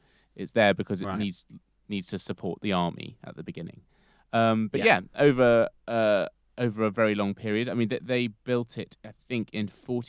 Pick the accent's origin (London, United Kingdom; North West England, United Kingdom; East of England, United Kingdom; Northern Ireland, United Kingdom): London, United Kingdom; as a Londoner.